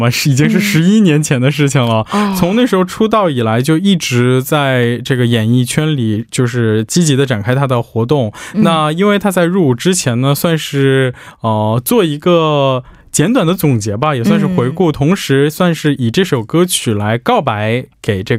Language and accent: Chinese; Beijing, China; 我是北京人，忘了吗？